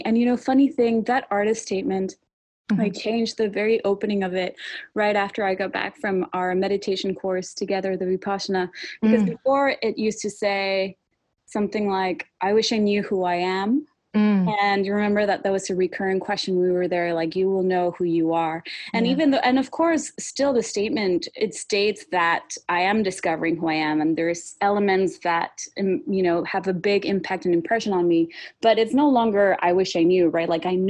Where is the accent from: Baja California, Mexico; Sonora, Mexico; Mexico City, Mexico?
Sonora, Mexico; moved away as an adult; also born or lived in Montreal; now in Oregon, United States; But I am originally from Mexico, Sonora, which is the northern state bordering with Arizona.